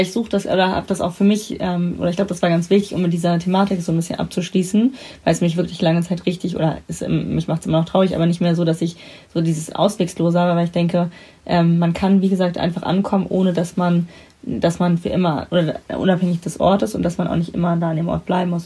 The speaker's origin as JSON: {"language": "German", "region": "Baltic Sea coast", "country": "Germany", "tie": "born or raised there", "moved": "yes", "said": "ich war drei, als wir dann an die Ostsee gezogen sind und ähm, da bin ich ja sozusagen, da habe ich ja meine Kindheit und da bin ich aufgewachsen"}